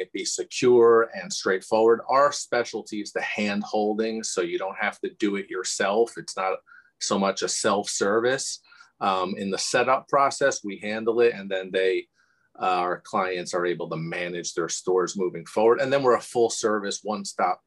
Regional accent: Bloomfield, New Jersey, United States; also born or lived in Livingston, New Jersey / Sayreville, New Jersey; I was born in Livingston. So coincidence, and grew up in Bloomfield and really went to school and everything through in Sayreville

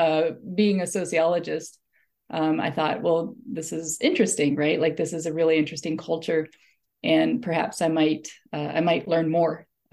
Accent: Holmes County, Ohio, United States; moved away; So I am actually from Holmes County, Ohio. I grew up in, really close to Holmes County.

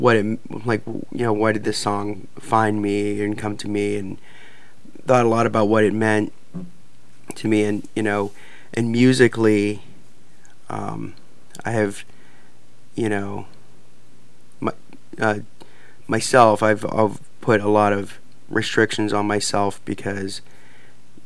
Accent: Missouri, United States; also born or lived in Omaha, Nebraska; I was born in Omaha and raised and grew up in Missouri

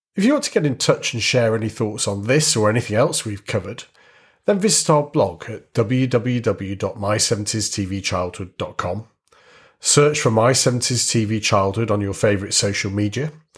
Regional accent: Warrington, North West England, United Kingdom; growing up in a town in the northwest of England

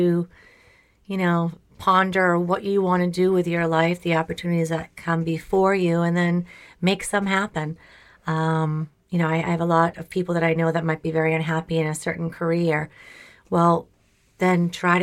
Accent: Walpole, United States; we're all from Walpole High School

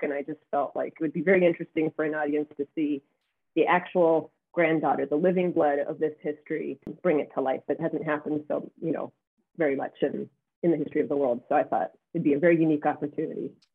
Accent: United States; we as Americans

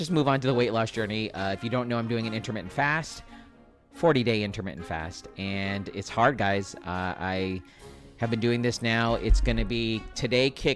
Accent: California, United States

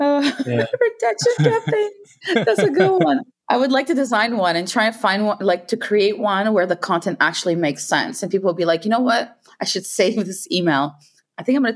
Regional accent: Quebec, Canada; moved away as an adult; now in Netherlands; I'm from the French part of Canada. I'm from Quebec.

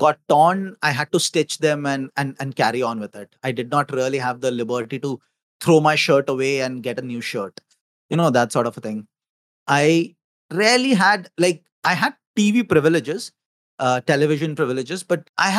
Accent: Lucknow, Uttar Pradesh, India; moved away; also born or lived in Mumbai, India; I was born in Lucknow, which is in the northern part of India

